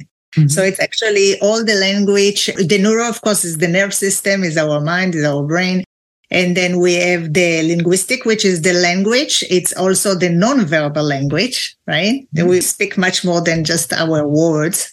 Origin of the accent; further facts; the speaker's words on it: Israel; English is a second language; moved away as an adult; now in California, United States; they probably hear my accent. So I'm from Israel originally